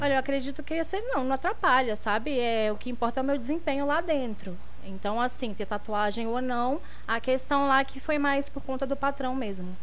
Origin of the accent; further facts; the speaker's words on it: Guaçuí, Espírito Santo, Brazil; now in São Paulo, Brazil; Eu sou de Guaçuí, interior do Espírito Santo